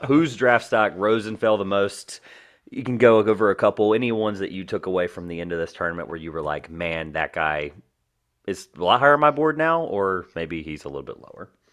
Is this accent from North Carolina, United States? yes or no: yes; North Carolina, United States; we're from North Carolina